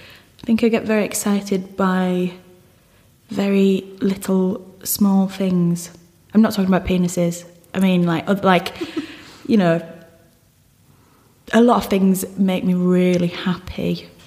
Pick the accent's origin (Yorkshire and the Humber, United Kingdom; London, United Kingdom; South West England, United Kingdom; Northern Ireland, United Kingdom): Yorkshire and the Humber, United Kingdom; Hull; because I come from Hull, which is such a strange place geographically and culturally.